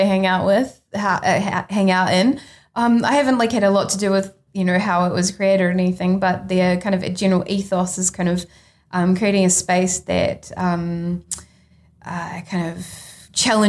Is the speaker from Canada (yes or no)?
no; New Zealand; also born or lived in London; I'm a New Zealander